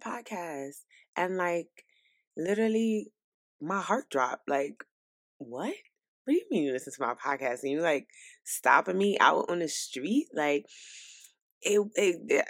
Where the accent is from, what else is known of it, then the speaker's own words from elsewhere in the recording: New York City, New York, United States; now in South Carolina, United States; I'm from New York City. Brooklyn, New York, to be specific